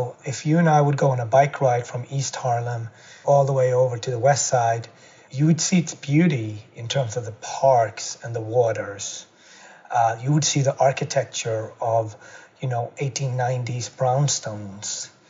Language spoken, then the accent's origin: English; Gothenburg, Västra Götaland, Sweden; also born or lived in Ethiopia; I was adopted from Ethiopia and grew up in Gothenburg, west coast of Sweden.